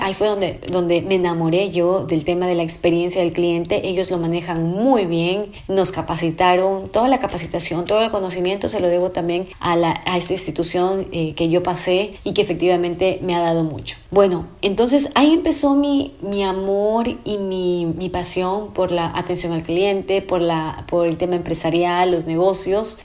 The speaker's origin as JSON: {"language": "Spanish", "country": "Ecuador", "also_born_or_lived": "Santo Domingo, Ecuador", "said": "en mi en mi país"}